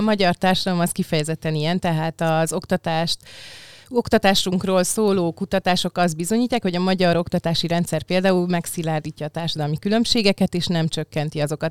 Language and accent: Hungarian; Budapest, Hungary; én olyannyira budapesti vagyok, meg Csepeli, hogy a nagyszüleim is Csepelen voltak a Tős gyerekkoromban